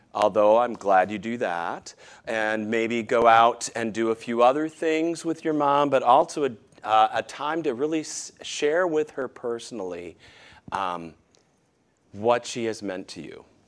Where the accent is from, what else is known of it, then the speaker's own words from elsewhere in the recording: Michigan, United States; moved away; my hometown in Michigan